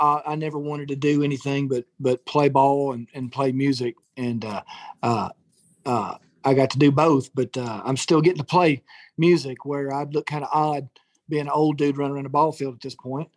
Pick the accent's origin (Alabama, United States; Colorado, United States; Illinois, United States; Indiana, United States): Alabama, United States; Madison; I kind of grew up in Madison, Alabama